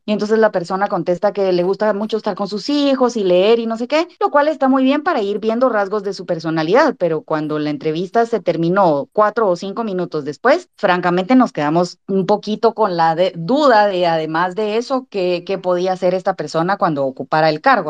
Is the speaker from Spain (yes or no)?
no; Guatemala; quisiéramos perfeccionar y aportar como guatemaltecos